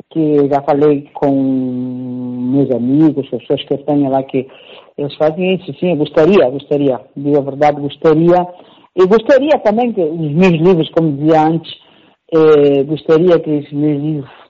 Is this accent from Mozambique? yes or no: yes; Mozambique; moved away as an adult; now in Italy; Lutei, lutei, agora estou moçambicana, mas eu nunca deixei de dizer que sou moçambicana.